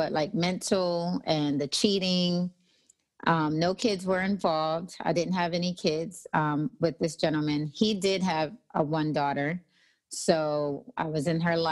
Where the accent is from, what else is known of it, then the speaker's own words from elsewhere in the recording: Nassau, New Providence, Bahamas; moved away as an adult; also born or lived in New Jersey; now in Texas, United States; I was raised in the Bahamas. Nassau, Bahamas, came back to the States when I was about 18